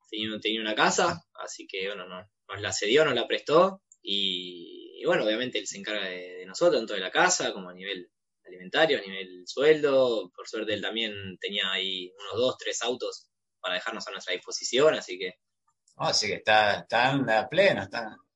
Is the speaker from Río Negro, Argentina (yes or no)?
no; Buenos Aires, Argentina; también de, los cuatro nuevos, digamos, que vinimos, eh, son todos de Buenos Aires